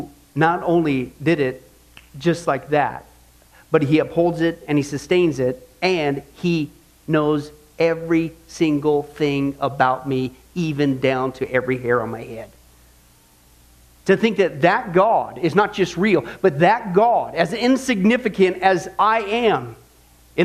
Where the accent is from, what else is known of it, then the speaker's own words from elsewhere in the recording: Kansas, United States; growing up in Kansas, I remember just looking up the sky as a non-Christian